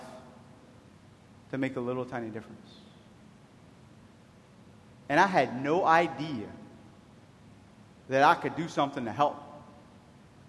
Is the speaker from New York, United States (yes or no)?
no; Cajun, Louisiana, United States; I'm a Cajun